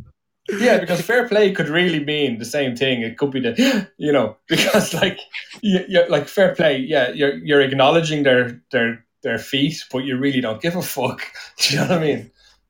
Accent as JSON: {"language": "English", "country": "Ireland"}